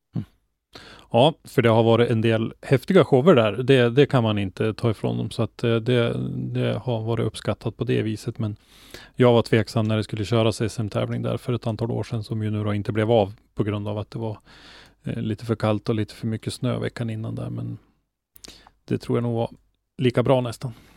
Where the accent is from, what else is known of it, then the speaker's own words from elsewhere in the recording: Norrland, Sweden; för mig som är norrlänning